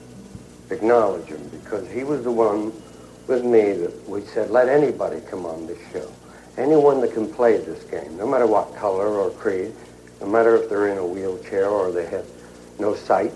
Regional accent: England, United Kingdom; moved away; my hometown in England

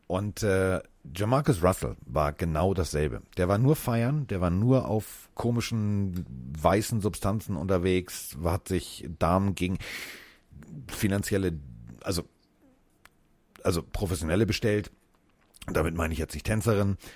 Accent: Hamburg, Germany; ich bin ja Hamburger, ne? Das gibt's ja bei uns an jeder Ecke.

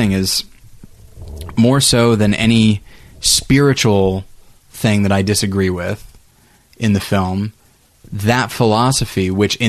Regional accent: Taft, California, United States; Taft, California, my hometown

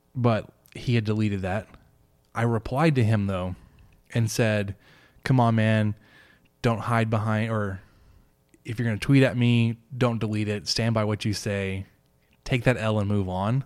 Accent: Dallas, Texas, United States; as somebody from Dallas

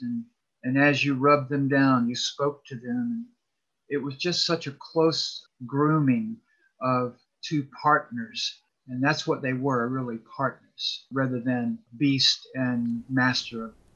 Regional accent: College Park, Georgia, United States; I grew up in College Park, just south of Atlanta

